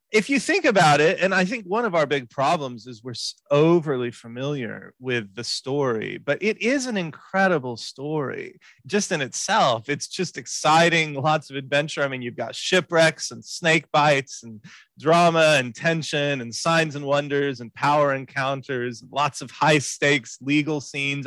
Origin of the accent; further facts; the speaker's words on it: Houston, Texas, United States; I was born in Houston, in Texas, and um, grew up there